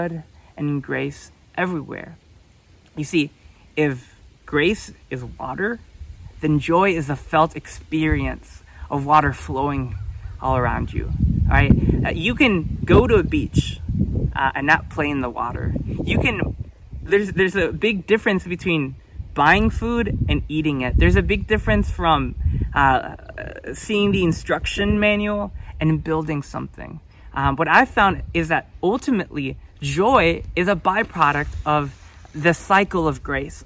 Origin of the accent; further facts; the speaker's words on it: United States; I'm from the United States